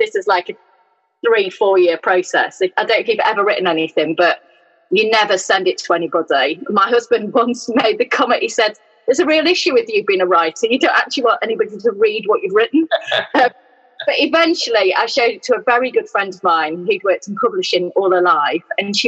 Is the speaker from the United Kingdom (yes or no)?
yes; Yorkshire and the Humber, United Kingdom; moved away as an adult; also born or lived in Newcastle; now in Midlands, United Kingdom; I grew up in South Yorkshire, a mile from a pit village